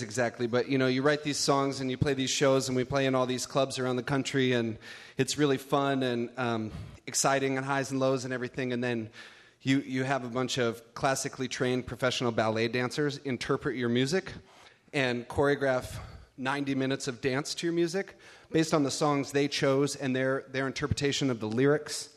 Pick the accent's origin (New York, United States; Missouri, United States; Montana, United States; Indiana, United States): Montana, United States; I grew up in Montana